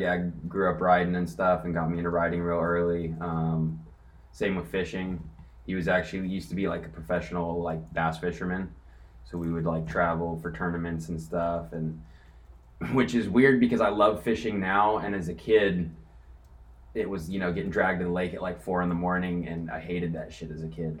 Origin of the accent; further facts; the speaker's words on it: Corona, California, United States; I grew up in Corona, to be specific, uh, which is like right between San Diego and LA.